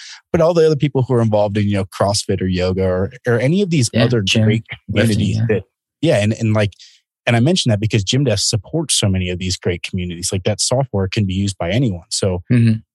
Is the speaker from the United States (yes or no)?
yes; Baltimore, Maryland, United States; moved away; Maryland, which was my hometown in Baltimore